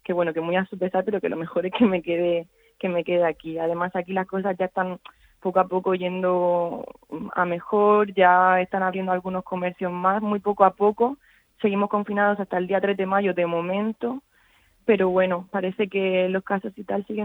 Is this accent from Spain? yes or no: yes; Region of Murcia, Spain; moved away as an adult; now in Naples, Italy; somos cuatro murcianos